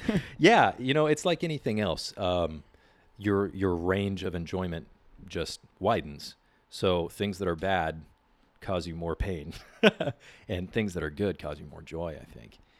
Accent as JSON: {"language": "English", "town": "San Diego", "region": "California", "country": "United States", "tie": "born or raised there", "said": "I grew up here in San Diego. I'm actually a fifth generation San Diegan"}